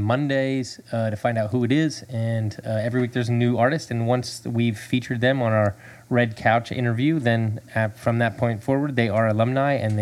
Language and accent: English; Northeast, United States; moved away; I'm originally from the Northeast, but then I came down to the South